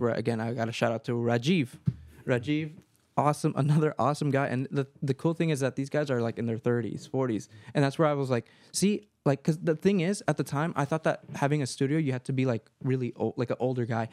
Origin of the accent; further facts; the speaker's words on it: Marin County, California, United States; I was born and raised here in Marin County